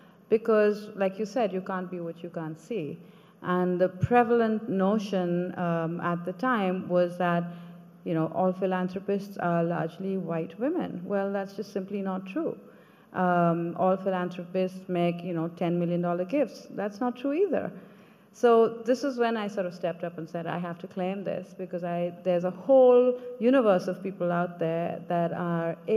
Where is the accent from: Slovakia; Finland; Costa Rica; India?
India; Kolkata, West Bengal; moved away as an adult; I grew up in Calcutta as the youngest of three girls